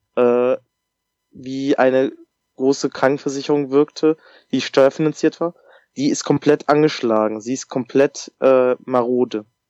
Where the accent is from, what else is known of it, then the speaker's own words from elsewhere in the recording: Germany; bei uns in Deutschland